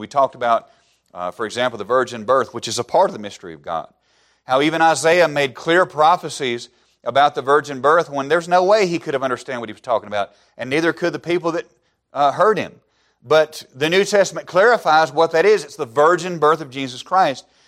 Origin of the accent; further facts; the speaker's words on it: Alabama, United States; moved away as an adult; I grew up in the buckle of the Bible Belt